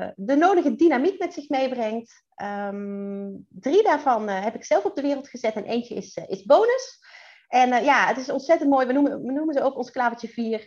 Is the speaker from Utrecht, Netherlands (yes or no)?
no; Central Limburg, Netherlands; moved away as an adult; now in Drenthe, Netherlands; ik ben toch echt geboren en getogen in Midden-Limburg